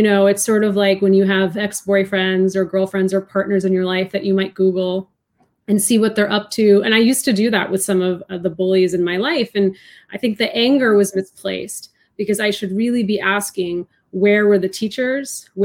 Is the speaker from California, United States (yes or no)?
no; outside of Boston, Massachusetts, United States; born or raised there